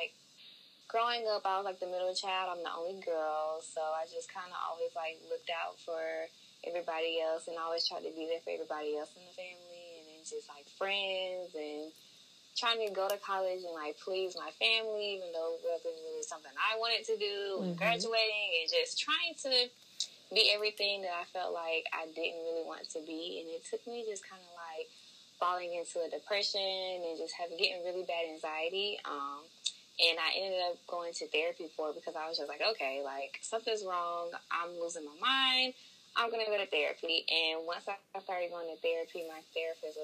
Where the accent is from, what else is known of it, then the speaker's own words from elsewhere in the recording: Augusta, Georgia, United States; accent: country; moved away; I am originally from Augusta, Georgia, so y'all might hear an accent. I'm a little country